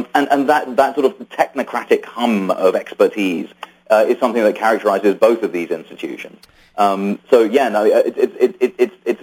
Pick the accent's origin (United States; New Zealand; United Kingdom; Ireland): United Kingdom; I was born in Britain from immigrant parents